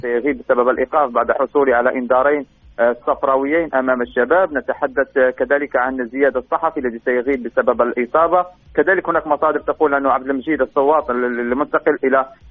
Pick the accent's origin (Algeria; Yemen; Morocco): Morocco; ما نتمناه صادقين كمغاربه